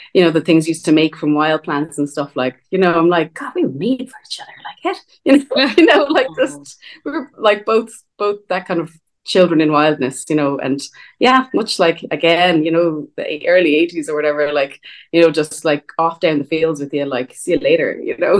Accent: Dublin, Leinster, Ireland; I grew up in Dublin, but I grew up beside a massive park

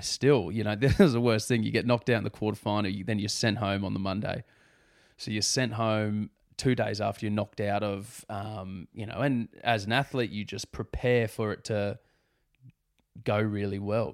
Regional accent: Sydney, New South Wales, Australia; growing up on the Northern Beaches is a pretty nice place to grow up.

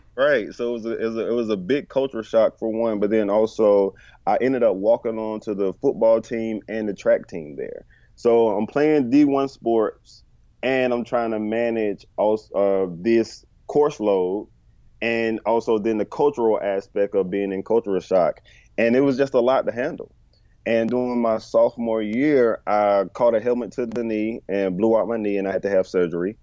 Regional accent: Bertie County, North Carolina, United States; moved away as an adult; also born or lived in Chapel Hill, North Carolina; now in Charlotte, United States; Bertie County, my hometown

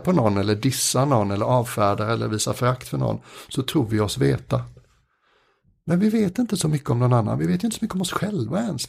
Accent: Sweden; som många svenskar

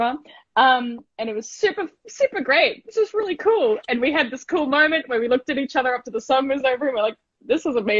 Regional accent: Gold Coast, Queensland, Australia; I grew up on the Gold Coast as well

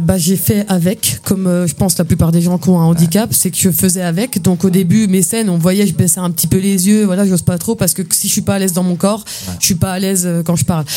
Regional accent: near Saint-Dié-des-Vosges, Grand Est, France; also born or lived in Épinal; moi, je suis né à Épinal, mais j'ai grandi à côté de Saint-Dié-des-Vosges

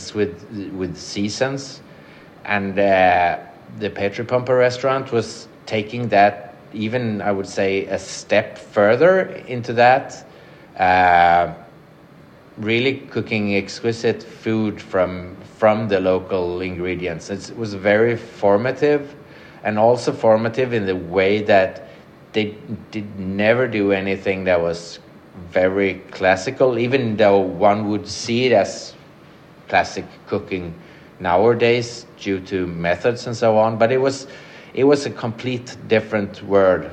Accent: Sweden; also born or lived in Paris, France / Copenhagen, Denmark; moved back to Sweden

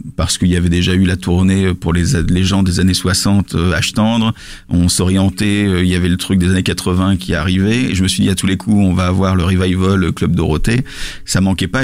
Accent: Lille, Hauts-de-France, France; je, suis pas euh, parisien, je suis lillois

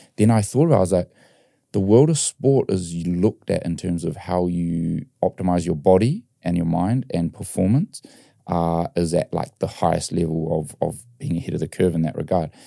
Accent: New Zealand; I grew up in New Zealand and we loved our rugby.

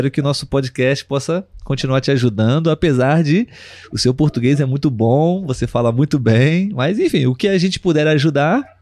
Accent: Brazil; eu, como brasileiro, posso também confirmar que a maioria dos brasileiros gosta muito de receber interagir, conhecer estrangeiros.

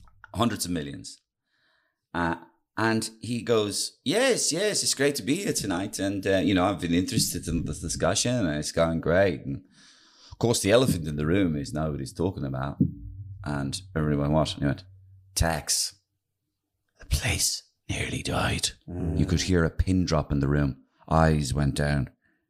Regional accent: Dublin, Leinster, Ireland; I'm from Dublin, I'm from poor middle class

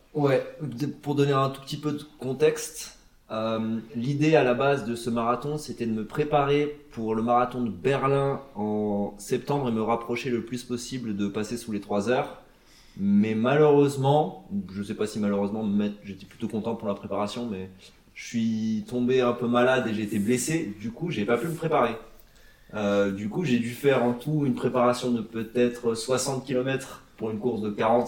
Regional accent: Antony, Île-de-France, France; now in Nuremberg, Germany; j'habite à Nuremberg, je viens de France, euh, région parisienne, Antony.

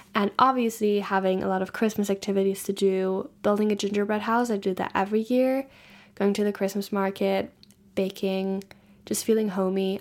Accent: Germany; moved away; I'm from Germany

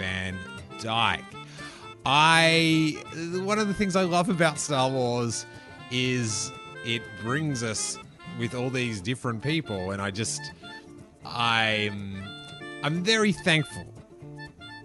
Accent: Australia; accent: Australian; Love hearing my accent repeated to me

